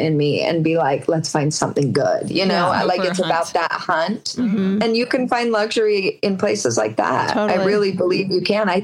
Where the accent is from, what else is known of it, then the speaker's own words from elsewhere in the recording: Utah, United States; growing up in the Mormon culture and in the Utah culture where you just kind of relate family wise.